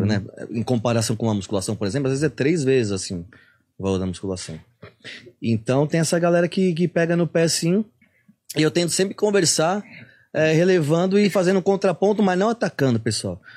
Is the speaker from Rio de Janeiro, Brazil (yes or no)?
no; Santos, São Paulo, Brazil; eu sou de Santos